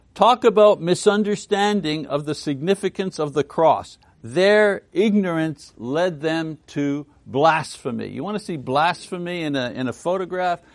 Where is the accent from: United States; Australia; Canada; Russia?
Canada; Montreal, Quebec; Montreal, my hometown in French Canada.